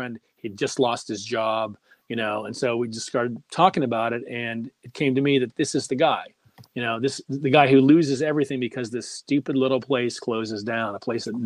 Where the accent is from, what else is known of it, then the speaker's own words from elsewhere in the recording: Pittsburgh, Pennsylvania, United States; Growing up in Pittsburgh